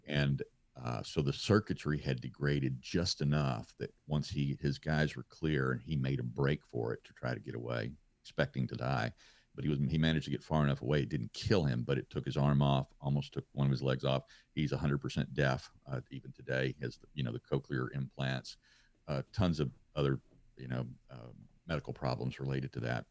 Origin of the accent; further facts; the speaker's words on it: Louisiana, United States; being home in my home state of Louisiana